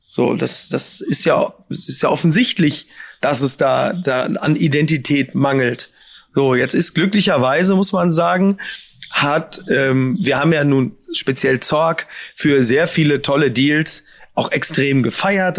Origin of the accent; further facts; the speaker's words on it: Ruhr area, North Rhine-Westphalia, Germany; ich komme ja auch nur aus dem Ruhrgebiet